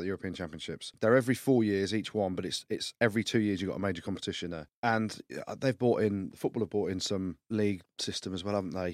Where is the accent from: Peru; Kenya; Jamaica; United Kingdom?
United Kingdom; England; I'm English till we die.